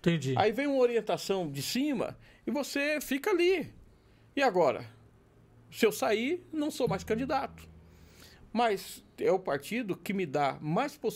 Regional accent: São Bernardo do Campo, São Paulo, Brazil; o vereador, que nasceu no Campo São Bernardo, que tenho, é, que sou do Campo São Bernardo.

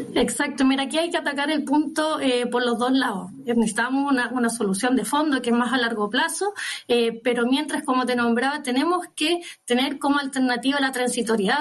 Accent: Biobío, Chile; yo vengo de la región de Biobío

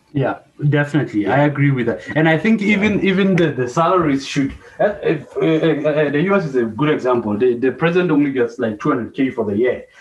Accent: Lesotho; moved away; born and bred in Lesotho, but left

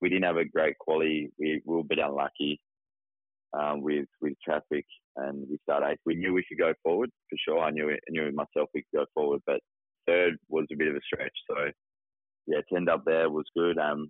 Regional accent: Tasmania, Australia; I'm from Tasmania, you know, it's raining bloody 24/7, so I'm used to the rain

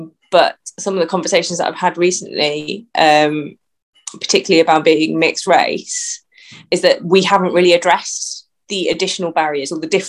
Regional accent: Hastings, South East England, United Kingdom; now in Luton, United Kingdom; So yeah, I'm originally born in Hastings on the south coast of England. My mum's Malaysian. My dad's white British. Good mix and of cultures and identities.

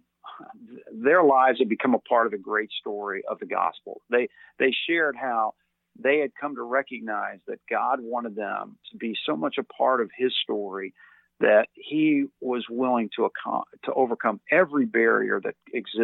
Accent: Louisville, Kentucky, United States; I grew up in Louisville, Kentucky, what some would refer as part of the Bible Belt

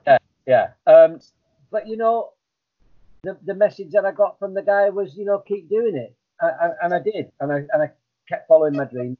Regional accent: Blackburn, North West England, United Kingdom; moved away; effing and blinding was what I was used to from Blackburn. It, that, that's how it was. That's how everybody talked uh, on the estate I, I uh, lived on

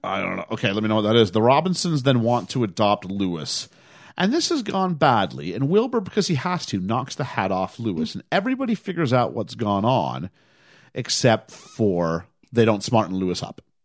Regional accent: Canada

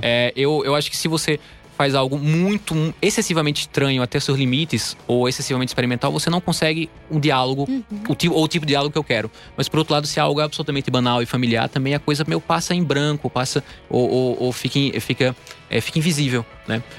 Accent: Campina Grande, Paraíba, Brazil; moved away as an adult; also born or lived in Recife, Brazil; now in São Paulo, Brazil; eu sou da, da Paraíba, né? Eu nasci em Campina Grande, na Paraíba, e estudei no Recife, morei muitos anos lá também

